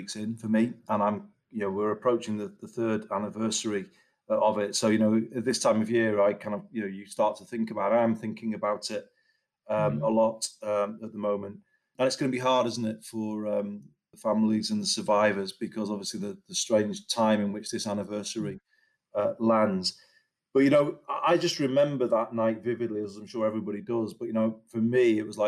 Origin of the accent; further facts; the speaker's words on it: Culcheth, North West England, United Kingdom; also born or lived in Liverpool; we'd get a coach back to Colchester, which is where I grew up.